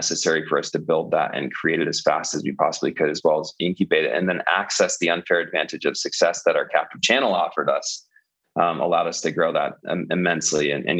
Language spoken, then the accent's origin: English; California, United States; now in Denver, United States; I came from California myself.